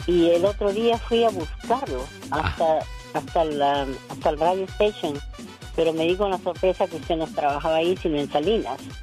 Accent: Peru; Soy peruana

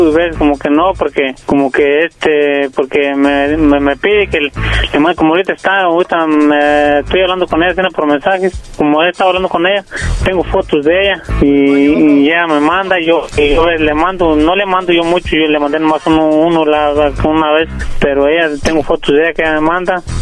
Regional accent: Guerrero, Mexico; Yo soy del estado de Guerrero.

